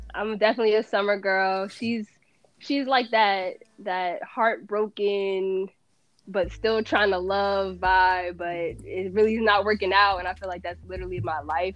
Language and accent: English; New Jersey, United States; I'm from Jersey.